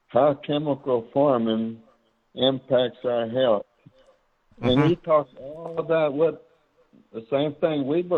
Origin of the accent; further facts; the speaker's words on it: Medina County, Texas, United States; grew up in Medina County on the Hondo Creek down there.